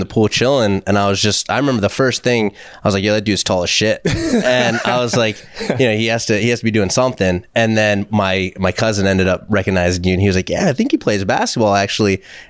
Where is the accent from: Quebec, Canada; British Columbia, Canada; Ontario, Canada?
British Columbia, Canada; Vancouver; all right, I'm from Vancouver, so what's the best bagel in Manhattan?